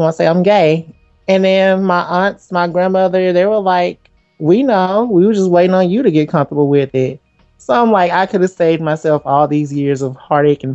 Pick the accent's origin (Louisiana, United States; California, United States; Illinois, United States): Louisiana, United States; Simsboro; I am from the small country town of Simsboro, Louisiana.